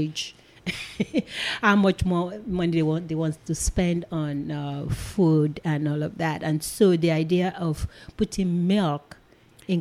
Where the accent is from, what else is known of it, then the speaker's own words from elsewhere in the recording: Nigeria; moved away as an adult; also born or lived in Seattle, Washington; now in United States; I'm a Nigerian. I was born and raised in Nigeria